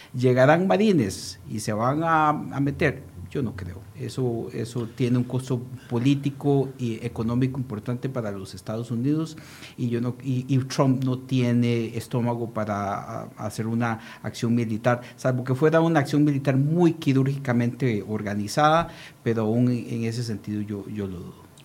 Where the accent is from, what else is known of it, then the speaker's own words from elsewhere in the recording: Costa Rica; como costarricenses